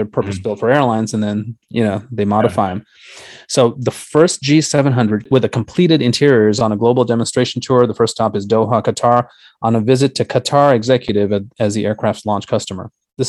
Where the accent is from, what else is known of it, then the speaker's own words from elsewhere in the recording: San Francisco, California, United States; moved away as an adult; now in Washington, D.C., United States; I grew up in San Francisco.